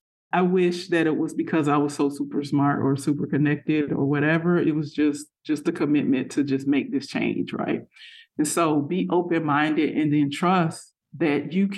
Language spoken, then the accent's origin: English; Florida, United States; I grew up in South Florida. And so I grew up eating mangoes as a kid, like all summer long.